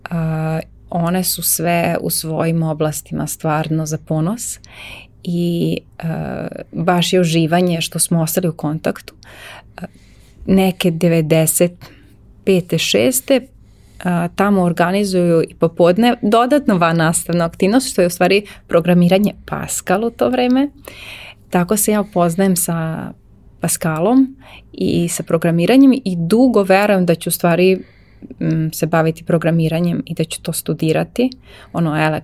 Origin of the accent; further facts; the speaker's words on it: Novi Sad, Vojvodina, Serbia; ja sam iz Novog Sada, ja sam novosađanka baš